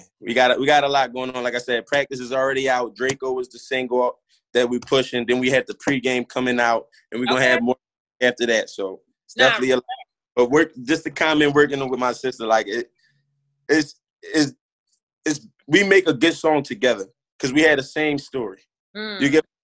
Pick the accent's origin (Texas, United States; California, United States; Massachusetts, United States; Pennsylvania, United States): Pennsylvania, United States; Philadelphia; I'm from Philly. I'm from Topside Somerville, which is in uptown if you're not from Philly